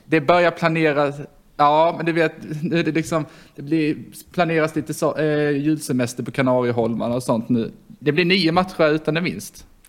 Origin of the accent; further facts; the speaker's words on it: Karlshamn, Blekinge, Sweden; moved away; från Karlshamn.